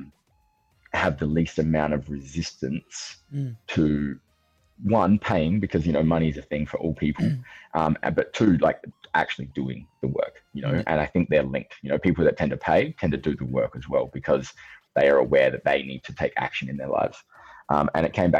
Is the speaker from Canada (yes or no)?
no; Australia; I'm 35. I'm from Australia